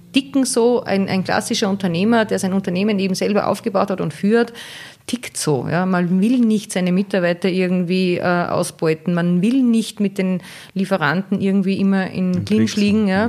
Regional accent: Salzburg, Austria; bei uns in Salzburg

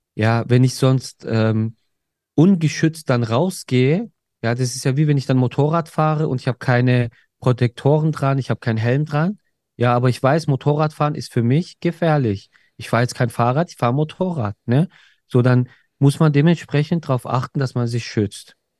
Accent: Germany; bei uns in Deutschland

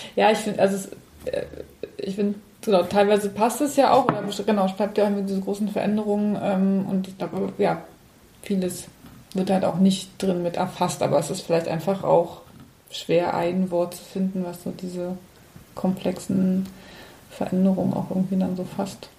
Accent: Cottbus, Brandenburg, Germany; ich bin ja in Cottbus groß geworden

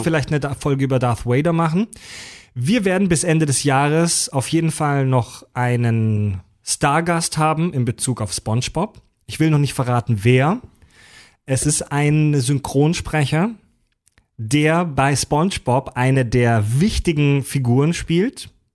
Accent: Kieselbronn, Baden-Württemberg, Germany; moved away as an adult; also born or lived in Mühlacker; now in Hamburg, Germany; Ich bin geboren in Müllacker, also ich bin gebürtig offiziell Schwabe, bin halt zwar aufgewachsen in der Nähe von Pforzheim in Kieselbronn. Also ich bin eigentlich ein Badener.

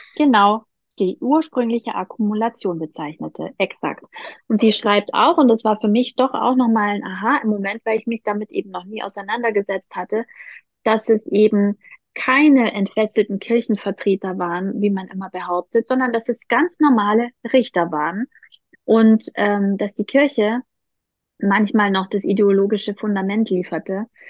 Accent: Southern Germany, Germany; ich komme ja aus Süddeutschland

